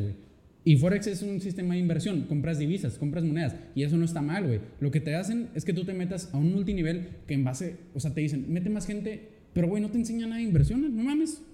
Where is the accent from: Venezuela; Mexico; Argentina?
Mexico; como mexicano